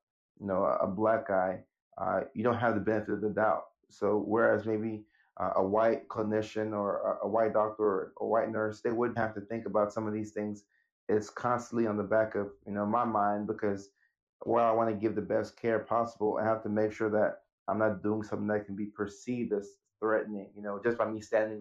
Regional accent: Nashville, Tennessee, United States; also born or lived in Ghana / Norway; the family moved in 1999 to Nashville, Tennessee.

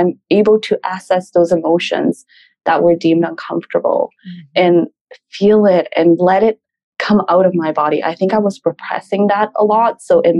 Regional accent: Peru; also born or lived in Canada; We grew up in Peru and we moved to Canada for a couple of years. Terrorism was really bad. And then we moved back. So my first maybe 10 years of my life, we moved around a lot.

